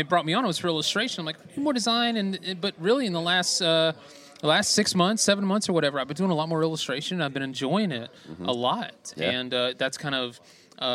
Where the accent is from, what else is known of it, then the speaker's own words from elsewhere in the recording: Georgia, United States; I'm born and raised in Georgia